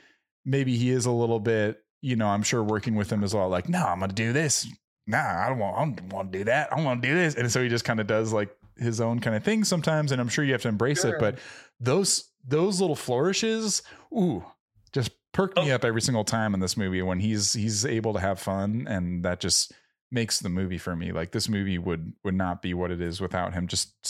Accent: United States; I'm sure my Italian heritage probably is screaming in there, like all my Italian ancestors are rolling in their graves when I say that. But like, I'm fucking American.

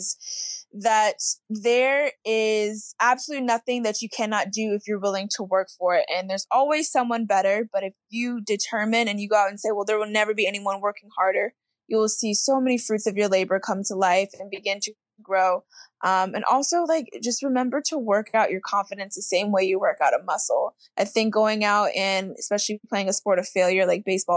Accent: Oldsmar, Florida, United States; I grew up in Tampa, Florida, or Oldsmar, Florida, which is really a suburb of Tampa

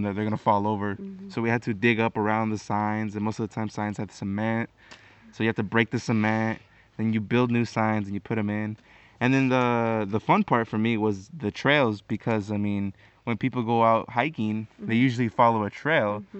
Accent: Corona, California, United States; I come from Corona, California, SoCal

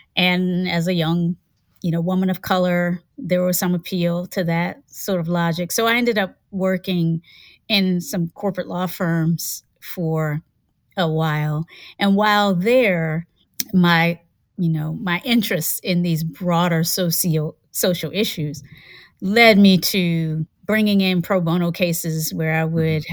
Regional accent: Hampton, Virginia, United States; also born or lived in Kinston, North Carolina / Charlottesville, Virginia; I was born in Kinston, lived there until I was about six and a half. And then after that, we moved up north to Virginia. Mm-hmm. we moved up to Virginia, and I was raised in the Tidewater area near the Chesapeake Bay in Hampton

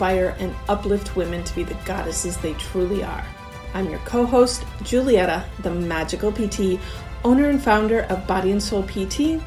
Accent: Wisconsin, United States; first language English; also born or lived in Venezuela

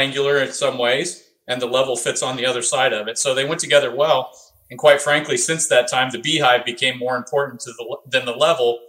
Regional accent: Indiana, United States; I grew up in Indiana

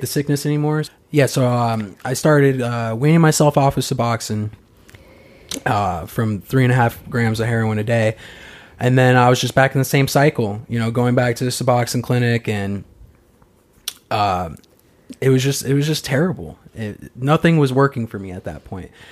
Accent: Arizona, United States; moved away; I'm from Arizona

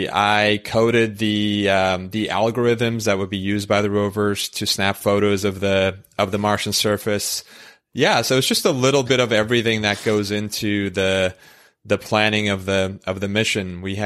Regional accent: Istanbul, Turkey; moved away; I was, born and raised in Istanbul

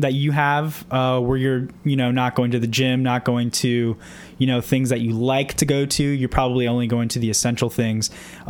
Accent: Orlando, Florida, United States; I'm actually from Orlando.

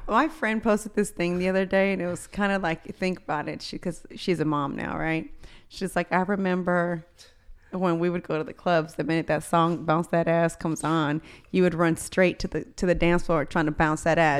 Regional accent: Houston, Texas, United States; also born or lived in College Station, Texas; I came back from Texas A and M, so I had just moved back to Houston

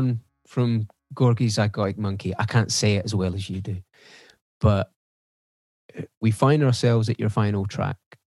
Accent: Scotland, United Kingdom; Yeah, pretty much.

